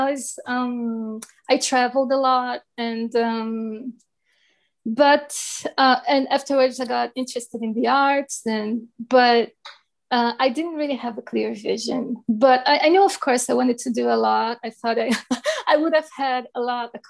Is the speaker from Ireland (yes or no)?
no; Brasilia, Federal District, Brazil; I was born in the capital, born and raised in Brasilia